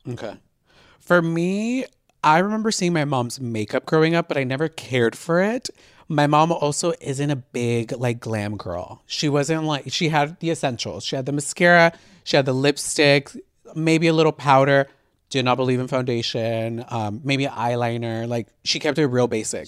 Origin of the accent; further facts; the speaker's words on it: Houston, Texas, United States; now in Los Angeles, United States; I was born in L A, but I moved to Houston when I was twelve